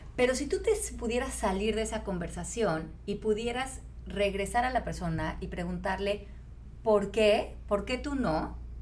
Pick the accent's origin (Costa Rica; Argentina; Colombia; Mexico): Mexico; como mexicanos